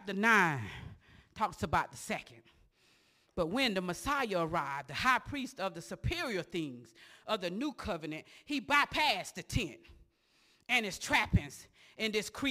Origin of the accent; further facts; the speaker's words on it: Osceola, United States; from Osceola